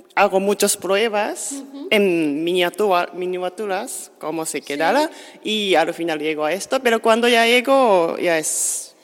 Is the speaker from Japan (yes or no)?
yes; Japan; Spanish is a second language; now in Sitges, Spain; yo soy de Japón y ya estoy fuera de Japón muchos años